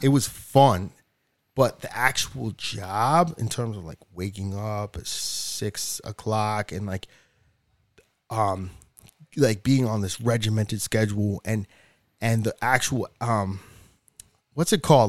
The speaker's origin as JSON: {"language": "English", "region": "New Hampshire", "country": "United States", "tie": "born or raised there", "also_born_or_lived": "Dominican Republic", "moved": "yes", "said": "I grew up in New Hampshire"}